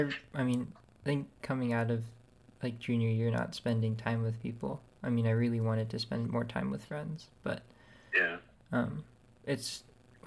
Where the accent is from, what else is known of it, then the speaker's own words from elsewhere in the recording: San Francisco, California, United States; I was born and raised in San Francisco.